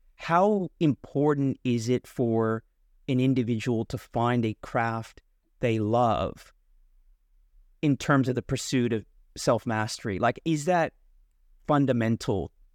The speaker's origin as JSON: {"language": "English", "area": "San Francisco Bay Area", "region": "California", "country": "United States", "tie": "born or raised there", "said": "I'm from the San Francisco Bay Area"}